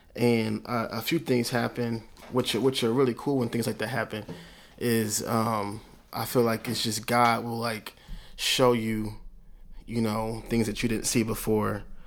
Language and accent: English; Oklahoma City, Oklahoma, United States; I was smart from Oklahoma City